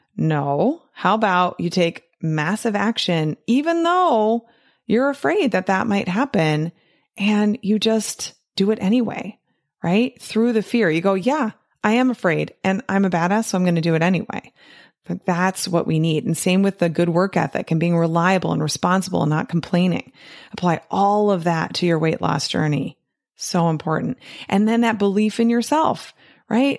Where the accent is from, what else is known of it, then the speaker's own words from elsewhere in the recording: United States; growing up in America and being a true American